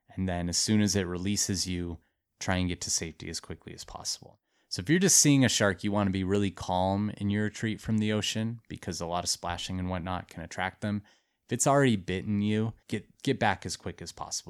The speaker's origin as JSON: {"language": "English", "region": "Montana", "country": "United States", "tie": "born or raised there", "said": "But I, like, grew up in Montana. I'm from Montana."}